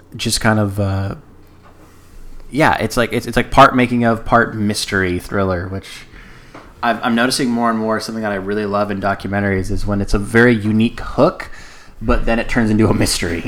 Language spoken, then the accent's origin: English; United States; me being ignorant American